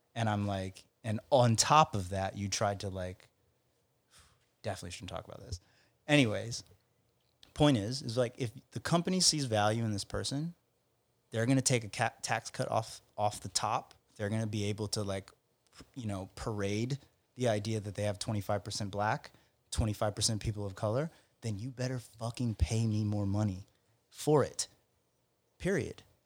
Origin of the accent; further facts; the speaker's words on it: Alabama, United States; moved away; in my home state